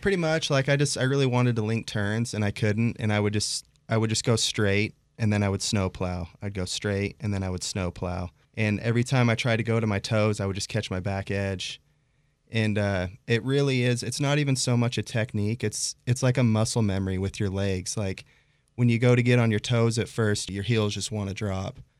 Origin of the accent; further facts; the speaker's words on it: Pocatello, Idaho, United States; I grew up in Pocatello, Idaho